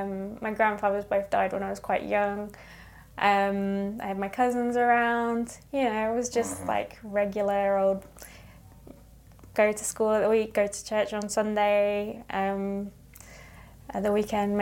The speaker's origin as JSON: {"language": "English", "town": "Ipswich", "region": "East of England", "country": "United Kingdom", "also_born_or_lived": "Norwich", "said": "I'm from Ipswich, which is kind of between Norwich and London."}